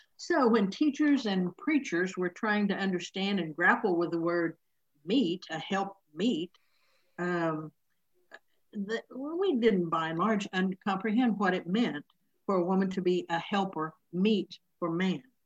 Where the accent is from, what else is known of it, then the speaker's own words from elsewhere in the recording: Oklahoma, United States; this is the church where I grew up here in Oklahoma